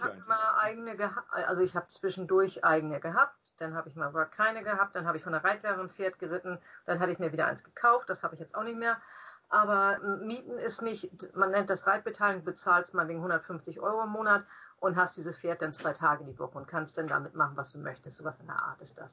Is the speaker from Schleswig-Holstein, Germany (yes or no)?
yes; Farchau, Schleswig-Holstein, Germany; also born or lived in Klein Pampau / Mölln; Wir sind alle in Klein Pampau geboren. Das ist aber auch Herzogtum Lauenburg und unser Vater äh, hat bei der Schleswig gearbeitet und ein sehr großes Gebiet nachher bearbeiten müssen und da musste man nach Farchau ziehen. Farchau hat mhm. acht Häuser und ist in der Nähe von Schmielau, zwei Kilometer entfernt. Und da sind wir dann als Kinder aufgewachsen